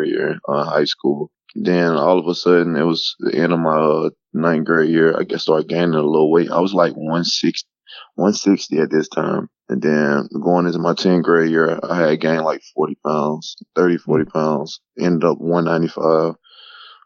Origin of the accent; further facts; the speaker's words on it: Mobile, Alabama, United States; moved away as an adult; also born or lived in Theodore, Alabama; I played at Theodore High School in Theodore, Alabama. I'm originally from Mobile, Alabama.